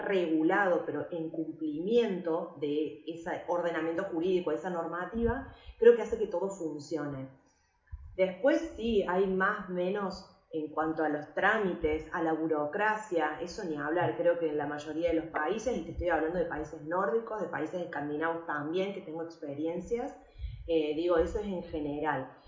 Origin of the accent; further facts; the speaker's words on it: Córdoba, Argentina; moved away as an adult; now in Valencia, Spain; soy cordobesa de nacimiento y valenciana por adopción